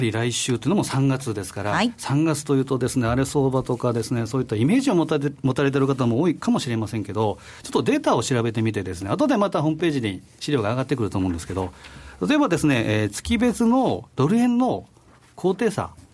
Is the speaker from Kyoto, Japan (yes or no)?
no; Osaka, Japan; moved away; 私のふるさと、西山さんもふるさとでも、まあ 大阪